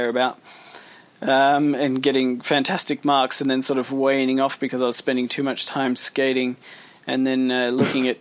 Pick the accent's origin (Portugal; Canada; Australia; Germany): Australia; also born or lived in United Kingdom; We emigrated when I was, you know, 18 months old, so I'd been in Australia for the whole of my life.